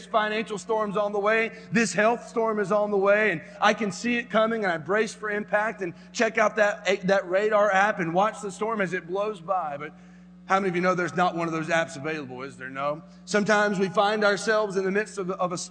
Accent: North Carolina, United States; I grew up in North Carolina

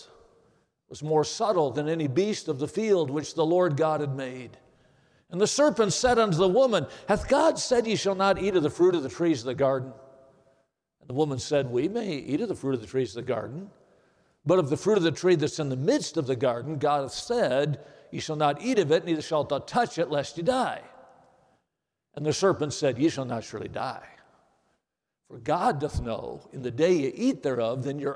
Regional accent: Watertown, Wisconsin, United States; I grew up in Watertown, Wisconsin.

